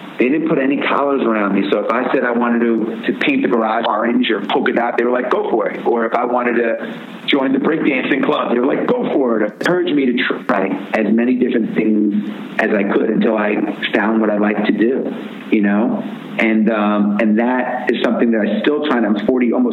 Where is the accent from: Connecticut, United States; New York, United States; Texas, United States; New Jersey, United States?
New York, United States; Roslyn; moved away as an adult; also born or lived in Washington, D.C.; I grew up in Roslyn, Long Island, youngest of four